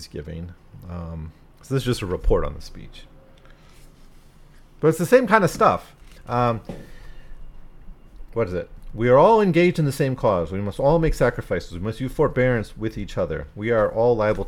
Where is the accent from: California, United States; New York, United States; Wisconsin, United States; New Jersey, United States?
Wisconsin, United States; moved away; also born or lived in Florida; I'm from Wisconsin